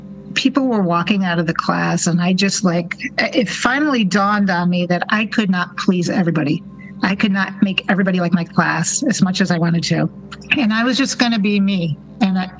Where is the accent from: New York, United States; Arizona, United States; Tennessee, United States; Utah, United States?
New York, United States; Rochester; now in Phoenix, United States; my hometown of Rochester, New York